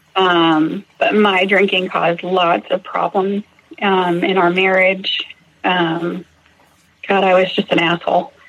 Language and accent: English; Massachusetts, United States; now in Fort Worth, United States; I grew up in Massachusetts